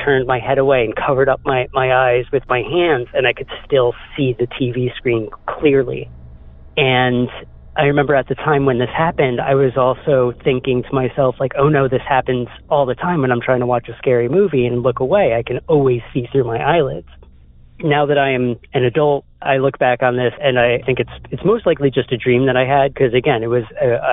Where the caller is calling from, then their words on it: Massachusetts, United States; I'm calling from Massachusetts.